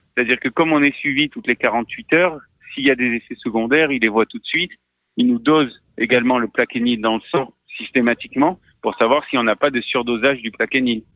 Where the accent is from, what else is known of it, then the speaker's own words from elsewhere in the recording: Marseille, Provence-Alpes-Côte d'Azur, France; je suis marseillais